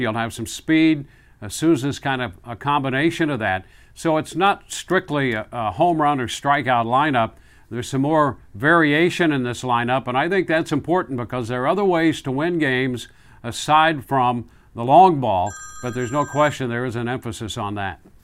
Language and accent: English; Midwest, United States; moved away; I grew up in the Midwest